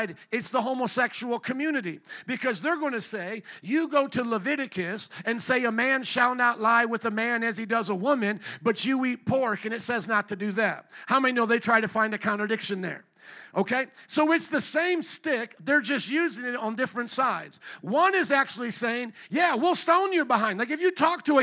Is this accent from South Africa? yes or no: no; Fort Wayne, Indiana, United States; I grew up around the Amish in Fort Wayne, Indiana, literally just a bike ride from my neighborhood